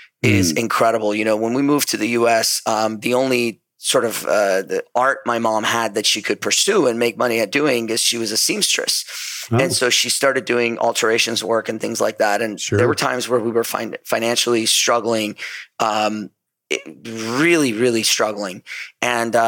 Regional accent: Southern California, United States; also born or lived in Iran; I grew up in Southern California ever since I was about 9 years old. I actually was born in Iran, and then my family moved to Southern California

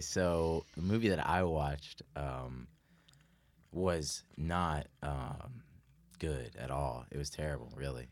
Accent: the South, United States; I'm from the South and we like guns down there?

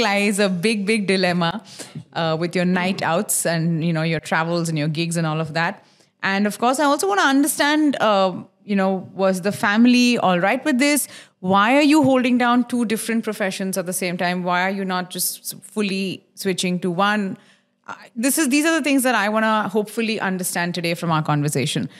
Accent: Mumbai, Maharashtra, India; now in Dubai, United Arab Emirates; I grew up in Khar

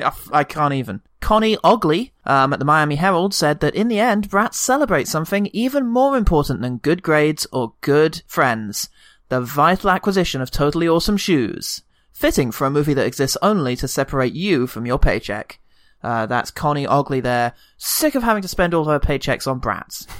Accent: United Kingdom; As a British man

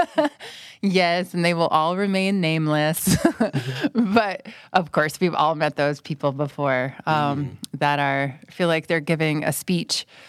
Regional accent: United States; moved away as an adult; now in Thailand; I'm from the United States, and I'm currently an English language fellow at Burapa

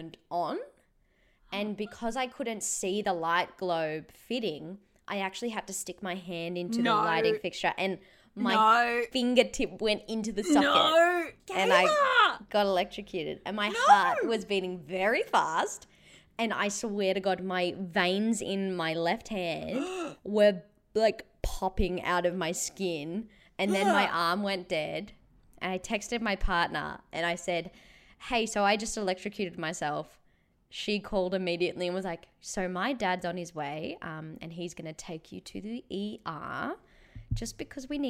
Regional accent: Australia; as an Australian citizen

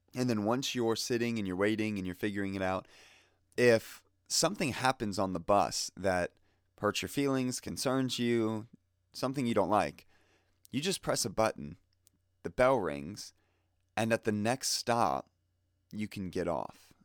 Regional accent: Fort Lauderdale, Florida, United States; I grew up in Fort Lauderdale

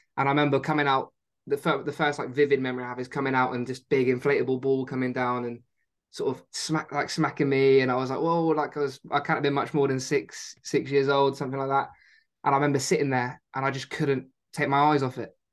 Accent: Exeter, South West England, United Kingdom; born or raised there; also born or lived in Spain

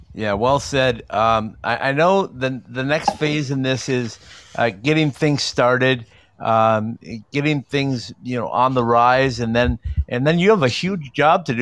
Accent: Minnesota, United States; when I was growing up in Minnesota

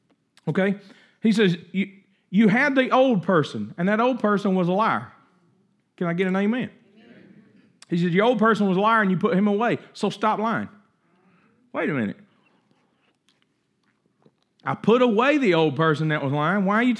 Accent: Coldwater, United States; I mean, we grew up in Coldwater. Nobody got no $400 set of knives out there on the kitchen counter.

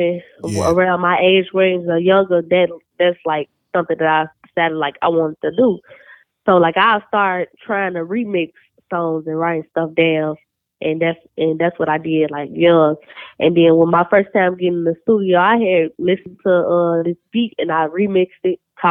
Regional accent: Chicago, Illinois, United States; I'm from Chicago

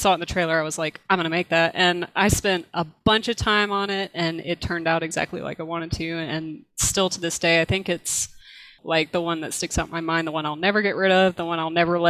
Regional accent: South Georgia, United States; I am from South Georgia. I've been here all my life

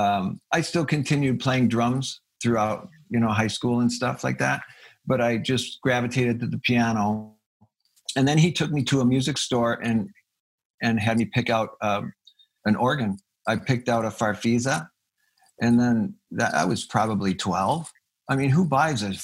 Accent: Fridley, Minnesota, United States; I was born in Minneapolis, Minnesota

